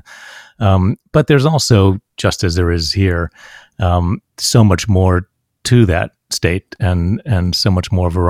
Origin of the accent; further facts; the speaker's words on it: Huntington, West Virginia, United States; moved away; I grew up in West Virginia, in Huntington, West Virginia.